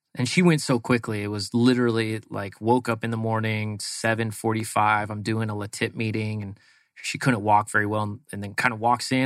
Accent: East Bay, San Francisco Bay Area, California, United States; moved away as an adult; now in Arizona, United States; Grew up in the East Bay of San Francisco, which is out kind of, uh, like Livermore, Dublin area.

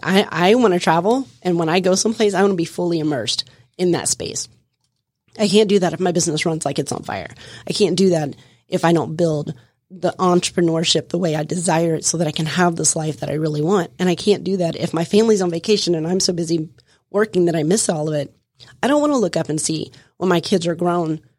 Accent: Florida, United States; I come from Florida. I lived my life outside, running the streets, running around, having a good old time

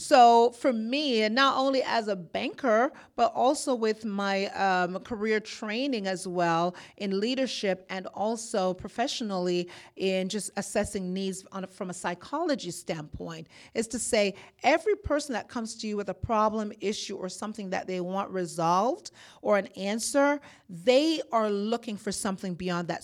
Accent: Jamaica; moved away as an adult; also born or lived in Boston; now in Georgia, United States; I'm born in Jamaica. I am Jamaican by birth and descent. I moved to Boston

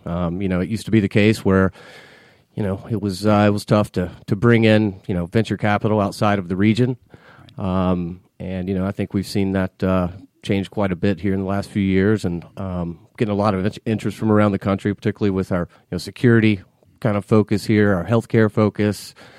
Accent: Marietta, Georgia, United States; I grew up here in Atlanta, um, in Marietta, not too uh, just yeah. a few miles north of the city

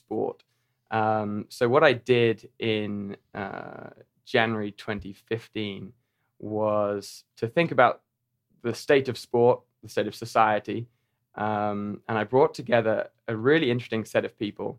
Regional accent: Norfolk, East of England, United Kingdom; moved away as an adult; now in Chattanooga, United States; I'm from Norfolk in England, the east of England

